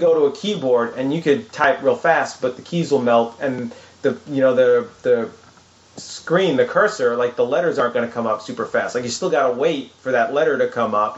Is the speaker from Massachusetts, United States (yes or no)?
no; Long Island, New York, United States; growing up in Long Island, New York